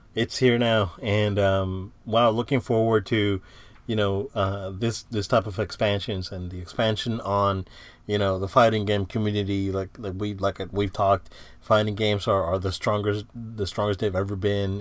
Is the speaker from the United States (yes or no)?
yes; Central Florida, United States; we're from the Central Florida area